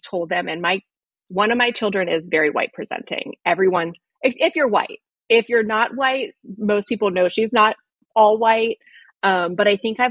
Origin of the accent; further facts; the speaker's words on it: Gaithersburg, Maryland, United States; moved away as an adult; also born or lived in Washington, District of Columbia, United States / Ireland; I was born in DC. And I lived in Gaithersburg pretty much my whole life, except for 2 years.